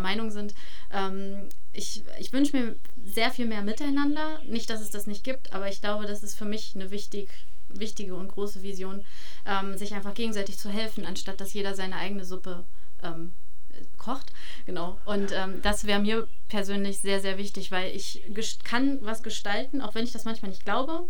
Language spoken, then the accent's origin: German; Harz, Germany; moved away; es ist meine Heimat und es, ne, ich ziehe zurück und ich habe auch vor, hier zu bleiben